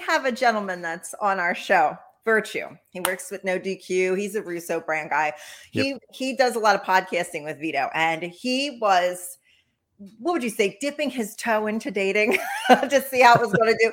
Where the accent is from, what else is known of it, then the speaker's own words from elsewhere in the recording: Philadelphia, Pennsylvania, United States; I'm from Philly